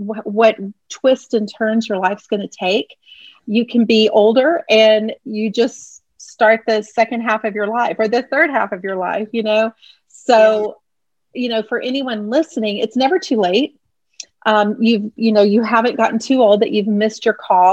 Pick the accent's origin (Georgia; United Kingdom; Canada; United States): United States; Houston, Texas; moved away as an adult; now in the Carolinas, United States; I was born in Houston. I lived there until I was 29 years old or 28 years old